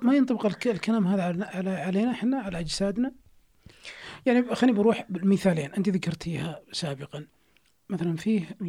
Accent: Saudi Arabia; إحنا كشعب سعودي

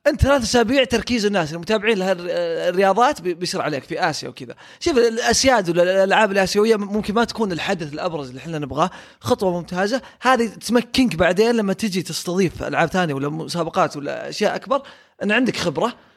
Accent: Saudi Arabia; عندنا في السعوديه

